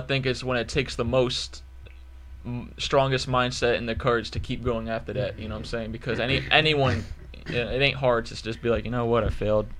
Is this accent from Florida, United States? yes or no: no; New York, United States; I grew up in New York, which literally just getting food and keeping the lights on was hard